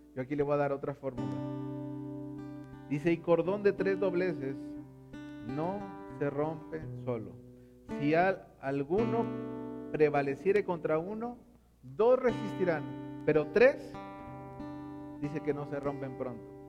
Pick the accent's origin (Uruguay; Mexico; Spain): Mexico